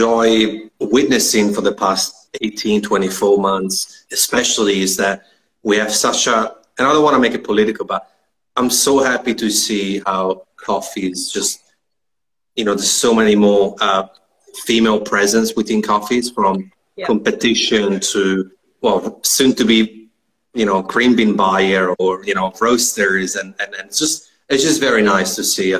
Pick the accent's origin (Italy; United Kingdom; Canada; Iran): Italy; moved away as an adult; now in Melbourne, Australia; I'm from Italy